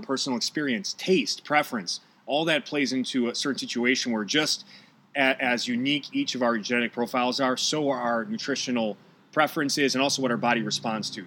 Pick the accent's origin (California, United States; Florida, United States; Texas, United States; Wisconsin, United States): Wisconsin, United States; Milwaukee; moved away as an adult; now in Los Angeles, United States; I'm from Milwaukee